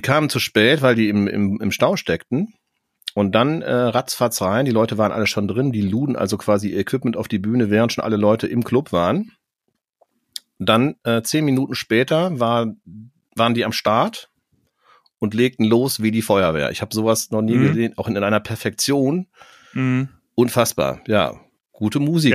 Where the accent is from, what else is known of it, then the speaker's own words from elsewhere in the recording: Cologne, North Rhine-Westphalia, Germany; für mich als Kölner